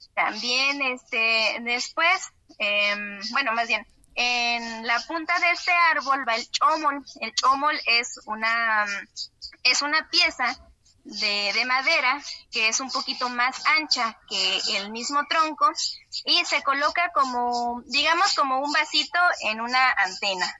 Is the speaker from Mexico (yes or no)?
yes; Tamaletom, San Luis Potosí, Mexico; aquí en Tamaletón, de donde soy originaria